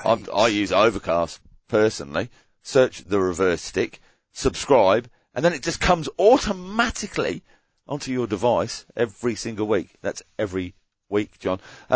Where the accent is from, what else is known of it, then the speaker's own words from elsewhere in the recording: Queensland, Australia; this is my parting shot for my home state that will be hosting the 2032 Brisbane Olympics.